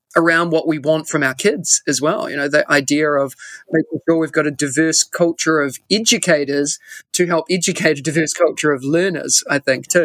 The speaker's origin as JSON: {"language": "English", "country": "New Zealand", "moved": "yes", "lives_now": "Singapore", "said": "if I was back in New Zealand or, or my home country"}